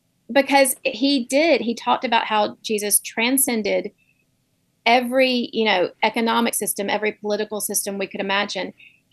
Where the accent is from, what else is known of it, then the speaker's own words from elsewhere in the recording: Southeast, United States; growing up in the Southeast in a red state surrounded by red states